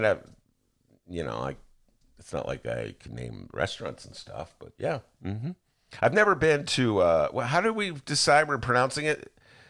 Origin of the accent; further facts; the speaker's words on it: Gary, Indiana, United States; I grew up in Gary.